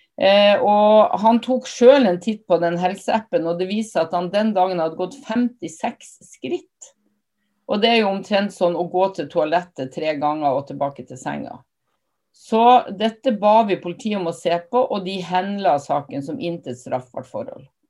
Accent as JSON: {"language": "Norwegian", "region": "Northern Norway", "country": "Norway", "said": "jeg er nordlending"}